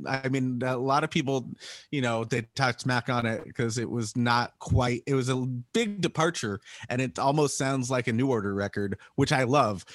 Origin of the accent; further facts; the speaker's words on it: Salt Lake City, Utah, United States; now in San Diego, United States; we're not originally from uh, San Diego. We're originally from Utah, Salt Lake City.